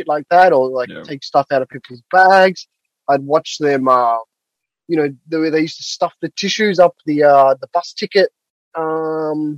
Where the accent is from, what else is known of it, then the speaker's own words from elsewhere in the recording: Australia; moved away as an adult; also born or lived in London; now in Tokyo, Japan; I grew up in Australia.